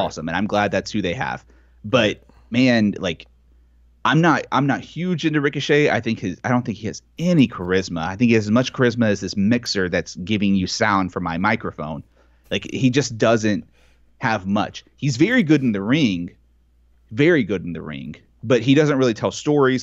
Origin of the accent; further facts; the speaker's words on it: Texas, United States; as a Texan